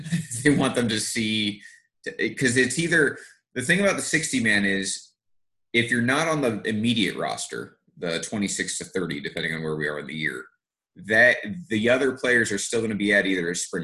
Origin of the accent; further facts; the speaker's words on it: New Jersey, United States; also born or lived in New York; I grew up in New Jersey